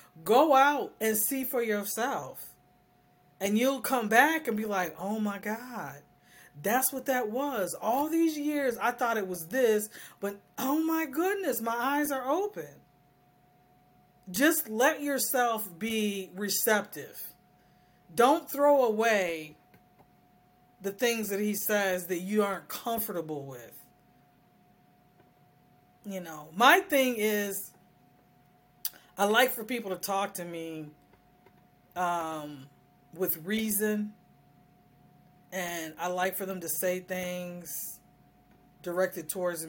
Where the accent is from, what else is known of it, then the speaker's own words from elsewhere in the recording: United States; And as I'm an American woman, I don't go by those standards.